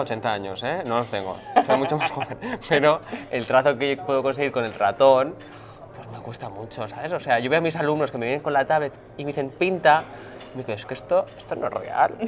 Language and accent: Spanish; Barcelona, Catalonia, Spain; soy de Barcelona